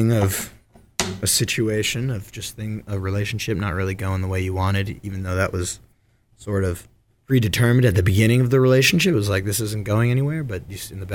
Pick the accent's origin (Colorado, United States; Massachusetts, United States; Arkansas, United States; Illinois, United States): Massachusetts, United States; Wachusett area of Central; now in Nahant, United States; Grew up in the Wachusett area of Central Mass